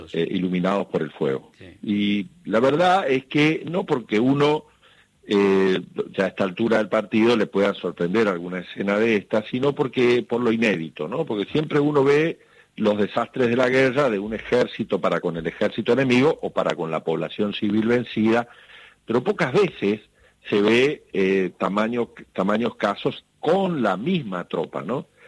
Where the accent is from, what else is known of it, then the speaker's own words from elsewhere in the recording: Goya, Corrientes, Argentina; desde mi pueblo, acá en Goya, Corrientes, donde estoy